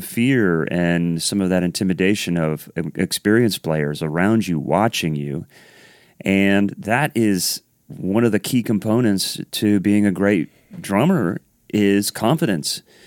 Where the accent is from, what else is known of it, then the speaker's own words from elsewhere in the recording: Columbus, Ohio, United States; moved away as an adult; I grew up in Columbus, Ohio, so I'm, I'm a Midwest guy